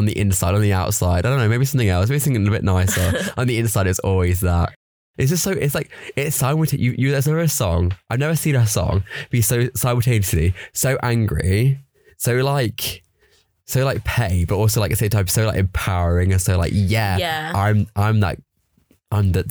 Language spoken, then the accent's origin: English; Leicester, East Midlands, United Kingdom; Leicester's like good because it's also like quite small, but it's also big enough. But it's like I know everything like on the like the back of my hand.